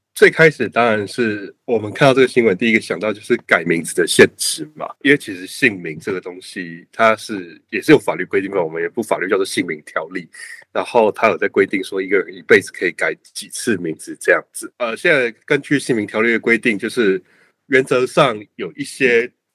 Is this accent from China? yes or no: no; Taiwan; 我们台湾人